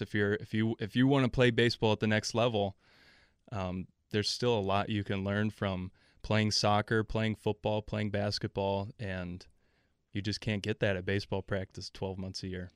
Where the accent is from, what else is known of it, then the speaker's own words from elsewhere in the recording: El Paso, Texas, United States; moved away as an adult; also born or lived in Milwaukee, Wisconsin; I was born on the south side of Milwaukee and then, uh, moved to El Paso, Texas for middle school and high school